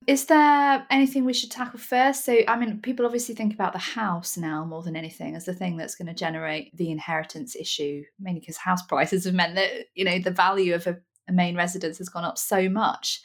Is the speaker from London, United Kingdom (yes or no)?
no; Nottingham, East Midlands, United Kingdom; I'm from Nottingham, which is a very blunt, slightly northern place